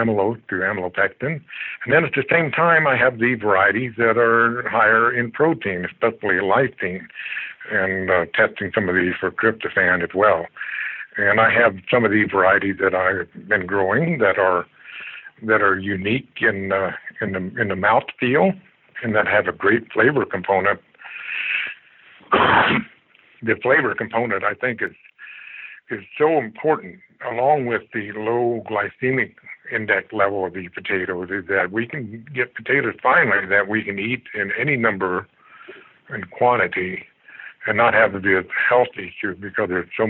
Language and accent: English; Kansas, United States; also born or lived in Washington State; now in Everett, United States; I'm from the Midwest, from Kansas